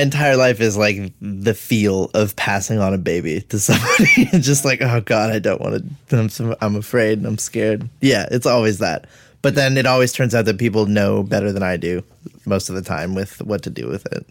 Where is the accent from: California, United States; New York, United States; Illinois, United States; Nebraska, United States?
California, United States; Los Angeles; also born or lived in Winnetka, Los Angeles / Chatsworth, Los Angeles; I am from San Fernando Valley, so I grew up in, like, Woodland Hills and then moved to Winnetka during high school